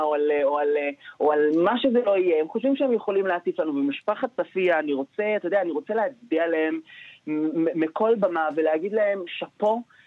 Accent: Nof HaGalil, Northern District, Israel; אני במקור מהצפון, נצרת עילית, נוף הגליל

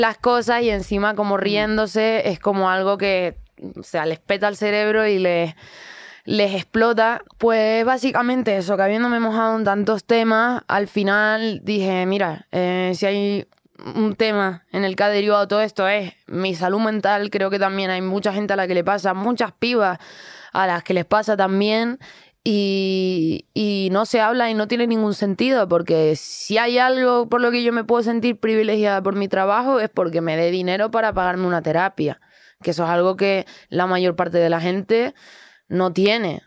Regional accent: Canary Islands, Spain; soy canaria, entonces tengo este flow tranquilito

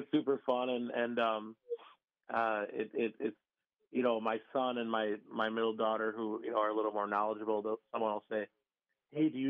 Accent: Pewaukee, Wisconsin, United States; also born or lived in Chicago, Illinois; I basically grew up in like the Pewaukee and Harland area

